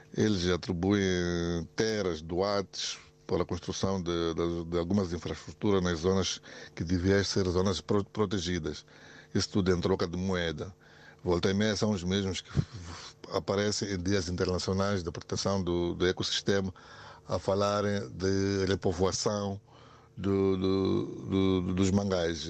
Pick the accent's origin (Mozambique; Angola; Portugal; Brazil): Mozambique; Catembe, Maputo City; eu sou daqui da Catembe